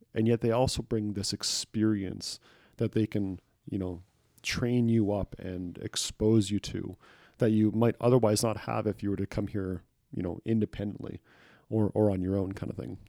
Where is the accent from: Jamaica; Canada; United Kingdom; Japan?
Canada; Ontario; now in Newfoundland, Canada; I grew up mainly in Ontario